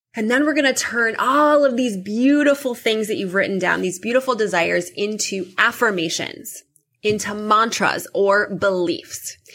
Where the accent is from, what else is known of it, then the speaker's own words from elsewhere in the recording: Midwest, United States; also born or lived in New York / California; now in Chicago, United States; I grew up in the Midwest